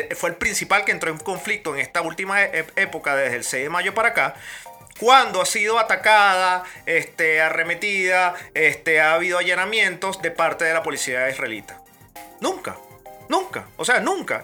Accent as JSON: {"language": "Spanish", "country": "Venezuela", "moved": "yes", "said": "5 millones los que nos fuimos venezolanos por los chavistas"}